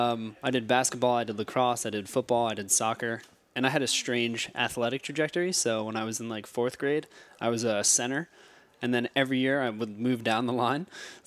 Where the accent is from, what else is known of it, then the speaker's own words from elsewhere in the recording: Morristown, New Jersey, United States; also born or lived in New York City; So, I'm a Morristown, New Jersey native. I grew up here. I was actually adopted from New York City. My family grew up here in Morristown, went to high school here, ended up going to Rutgers.